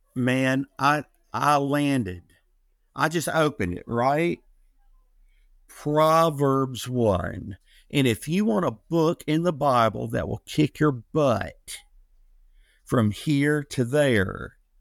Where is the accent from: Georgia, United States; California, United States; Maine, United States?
Georgia, United States; Atlanta; I'm originally from Atlanta, Georgia